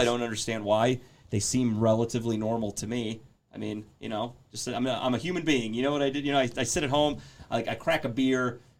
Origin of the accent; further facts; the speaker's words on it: Pittsburgh, Pennsylvania, United States; I'm from Pittsburgh.